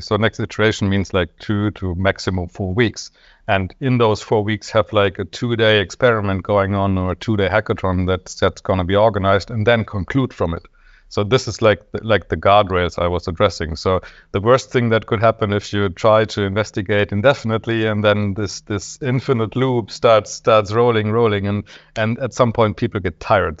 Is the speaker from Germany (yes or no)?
yes; Germany; I'm from Germany